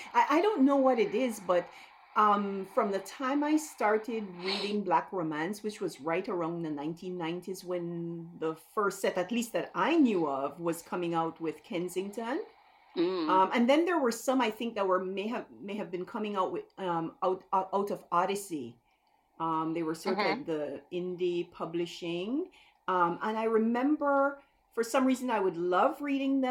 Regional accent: Belize; moved away as an adult; now in United States; to get the accent out of the way, I'm from Belize

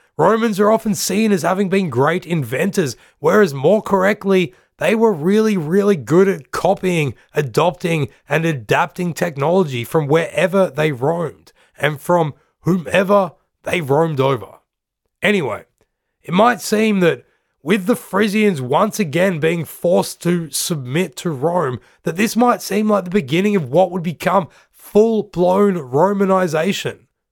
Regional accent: Australia; I'm from Australia

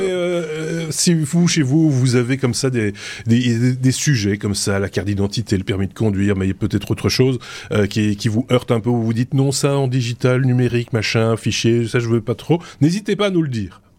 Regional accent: Belgium; je suis belge

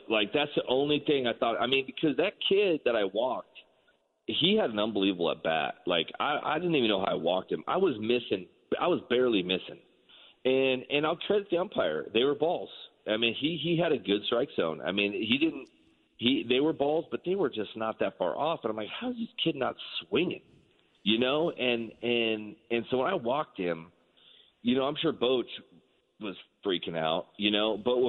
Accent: San Francisco, California, United States; I've been a Giants fan since I was a little kid. I'm from San Francisco.

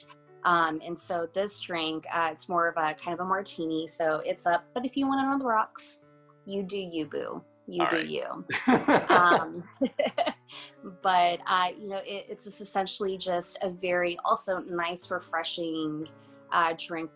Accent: Alabama, United States; I am from Alabama, I am from the South

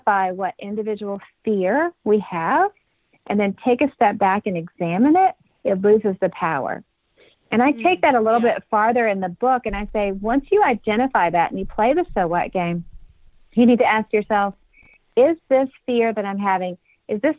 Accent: Nashville, Tennessee, United States; my hometown of Nashville

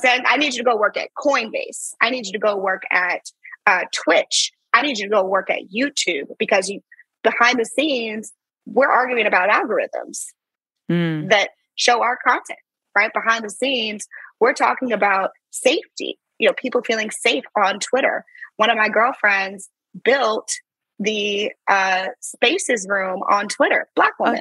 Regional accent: St. Louis, Missouri, United States; moved away; also born or lived in Silicon Valley; I'm from St. Louis

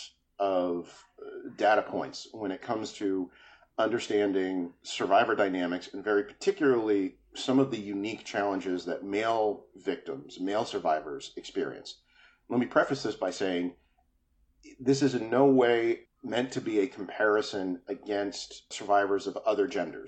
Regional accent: New Jersey, United States; the little neighborhood enclave that I was raised in New Jersey

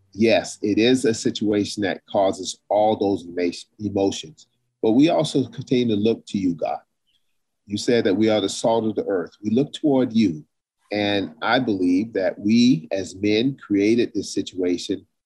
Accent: South Carolina, United States; in the South, where I grew up in South Carolina

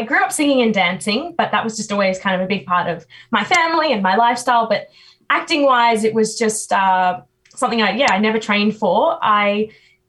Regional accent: New South Wales, Australia; I'm from New South Wales.

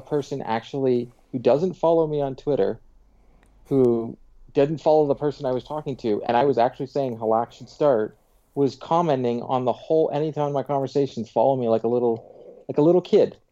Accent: Pickering, Ontario, Canada; where I grew up in Pickering was terrible

